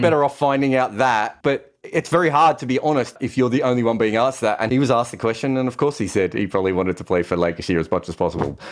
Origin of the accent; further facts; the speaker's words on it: Australia; being an Australian